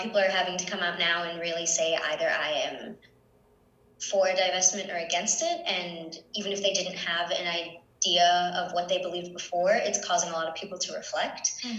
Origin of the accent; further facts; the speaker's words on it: Hartford, Connecticut, United States; also born or lived in Puerto Rico; I'm from Puerto Rico and grew up mostly in the Hartford area